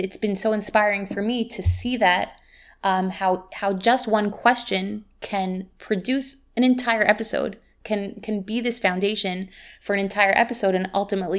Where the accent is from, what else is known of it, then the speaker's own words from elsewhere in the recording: Jerusalem, Jerusalem District, Israel; also born or lived in United States; I was born here in Yerushalayim, grew up in Israel and in America, where I taught for many years.